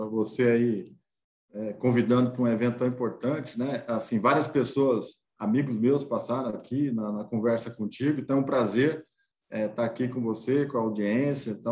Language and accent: Portuguese; Lençóis, São Paulo, Brazil; eu nasci em Lençóis, né? Sou nascido aqui no, no, no interior do estado de São Paulo.